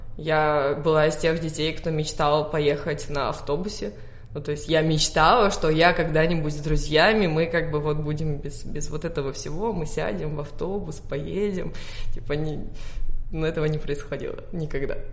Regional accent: Sofia, Sofia City, Bulgaria; Russian is a second language; Я родилась в Софии, в Болгарии, в семье

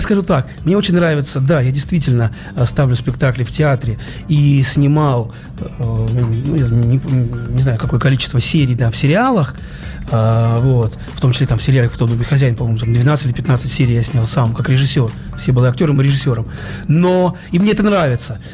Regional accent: Ukraine; now in Saint Petersburg, Russia; я родился не в Петербурге, я родился далеко на Украине, уже теперь в другой стране, в маленьком городе

